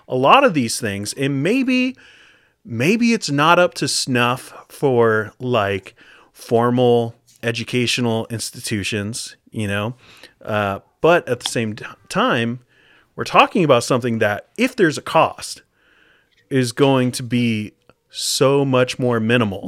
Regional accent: United States; moved away as an adult; now in Canada; I'm from the States

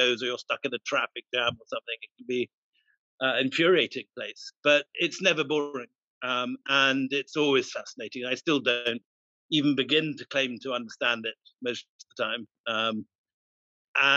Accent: Scotland, United Kingdom; I grew up in Scotland

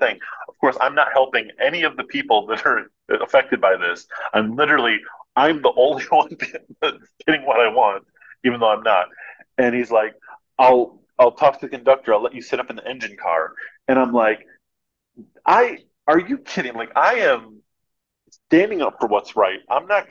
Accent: United States; I'm an American

